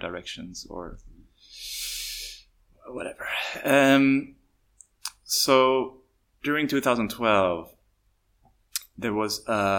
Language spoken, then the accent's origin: English; Sweden; English is a second language; now in Xiamen, China; I come from Sweden. So if at any time during this interview where you feel like, what's wrong with his English, please have some... you will understand that I'm not a native English speaker, but I'm doing my best.